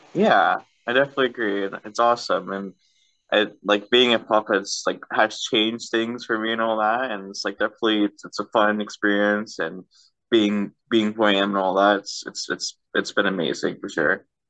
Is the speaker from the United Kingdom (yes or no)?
no; Canada; I'm from Canada